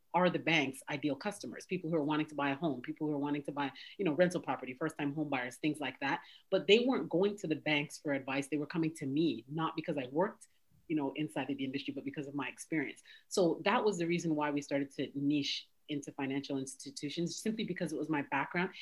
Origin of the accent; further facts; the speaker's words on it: Toronto, Ontario, Canada; moved away as an adult; now in United States; So I'm originally from Canada. I was born and raised in Toronto